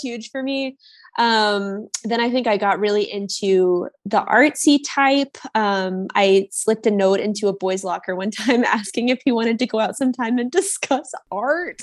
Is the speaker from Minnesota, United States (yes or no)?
no; Springfield, Missouri, United States; now in Chicago, United States; my hometown in Missouri